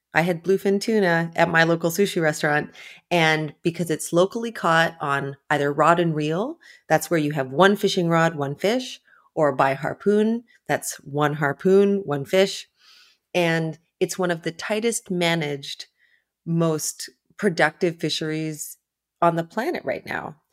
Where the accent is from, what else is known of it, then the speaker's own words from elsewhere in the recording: Ontario, Canada; moved away as an adult; also born or lived in New York; I grew up far inland in Ontario, in Canada